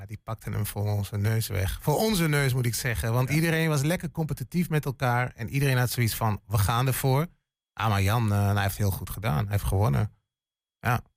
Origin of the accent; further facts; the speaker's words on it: Hengelo, Overijssel, Netherlands; moved away as an adult; ik, ik ben een tukker. Geboren en getogen in Hengelo